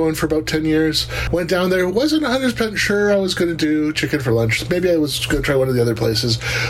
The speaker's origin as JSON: {"language": "English", "country": "Canada", "said": "I'm a Canadian."}